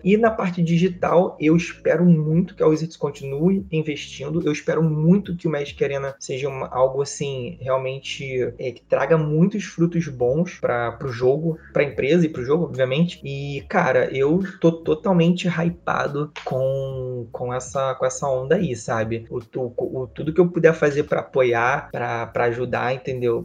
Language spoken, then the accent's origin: Portuguese; Rio de Janeiro, Brazil; E eu sou criado no Rio de Janeiro, né? Eu nasci na cidade do Rio de Janeiro